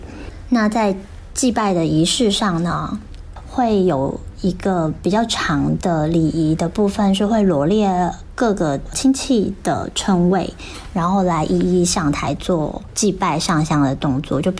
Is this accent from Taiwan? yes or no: yes; Taiwan; now in Shanghai, China; ，啊，我是台湾人，已经在上海生活工作第九个年头了。